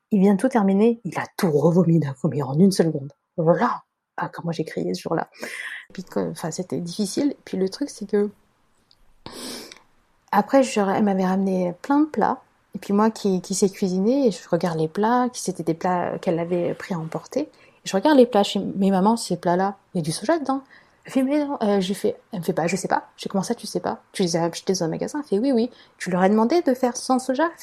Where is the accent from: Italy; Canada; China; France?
China; dans ce que tu me ramènes à manger, moi je suis chinoise, il hein, faut pas qu'il y ait de soja.